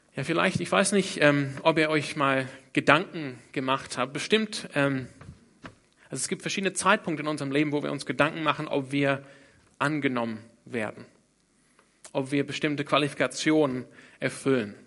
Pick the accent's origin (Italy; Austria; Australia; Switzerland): Australia; German is a second language; moved away; Ich komme ursprünglich aus Australien. Deshalb kann ich auch einigermaßen Deutsch sprechen. Nee, fast nicht